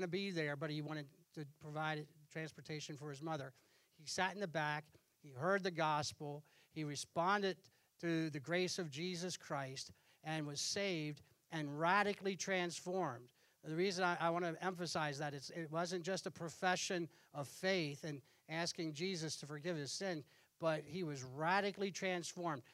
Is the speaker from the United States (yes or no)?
yes; Pennsylvania, United States; I was born in Pennsylvania in December, and within 2 weeks of being born, I was in church. And during my years growing up, hardly ever missed church. And I had the impact of that local church, the same church where my dad was saved is the church I grew up